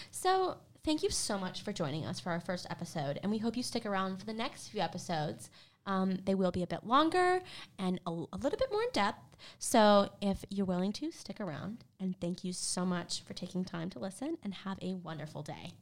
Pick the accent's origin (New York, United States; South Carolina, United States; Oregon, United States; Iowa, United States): South Carolina, United States; Greenville; moved away as an adult; now in Murfreesboro, United States; I'm from Greenville, South Carolina